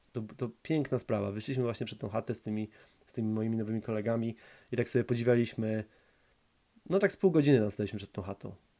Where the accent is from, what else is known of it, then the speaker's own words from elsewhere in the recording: Poland; moved away; also born or lived in High Wycombe, England; ja jestem z Duńskiej Woli. Z Duńska Wola to jest małe, małe, małe tam miasto, 30, tam 35 tysięcy mieszkańców